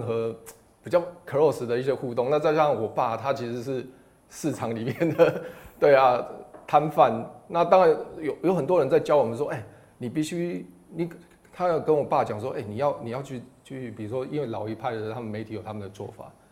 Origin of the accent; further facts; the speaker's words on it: Taiwan; 我们台湾